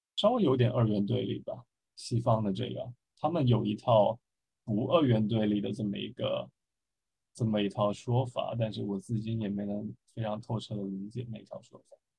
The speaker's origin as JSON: {"language": "Chinese", "country": "China", "said": "作为一个中国人"}